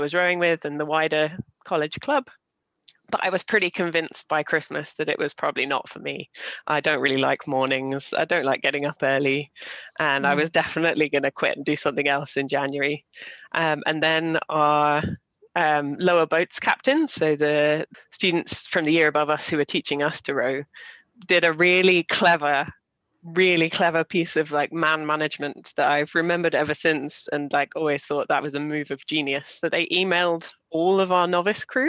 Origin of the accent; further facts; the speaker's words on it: Walton-on-Thames, South East England, United Kingdom; I grew up in Walton on Thames